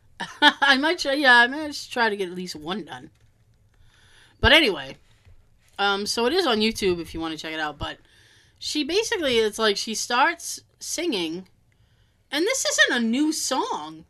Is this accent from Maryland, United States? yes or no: no; Boston area, toward Cape Cod, Massachusetts, United States; I'm from Boston.